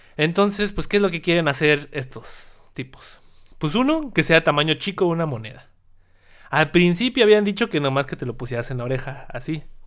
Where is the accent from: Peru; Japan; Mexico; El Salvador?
Mexico; nosotros los mexicanos